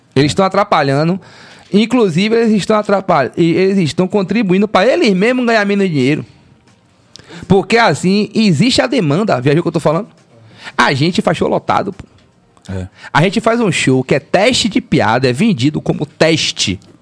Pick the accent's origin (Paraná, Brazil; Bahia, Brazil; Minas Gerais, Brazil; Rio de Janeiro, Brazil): Bahia, Brazil; A Bahia, tipo, a gente tem um lance muito próprio de se ver, de se entender